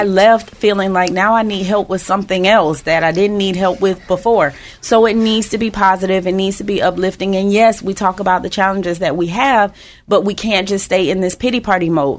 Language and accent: English; West Palm Beach, Florida, United States; now in Tampa Bay, United States; We're originally from West Palm Beach. We have absolutely no family here, but we decided a long time ago we're not leaving.